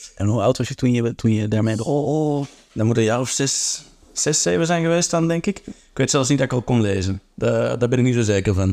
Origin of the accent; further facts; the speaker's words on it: Antwerp, Flanders, Belgium; Antwerpen is mijn thuisstad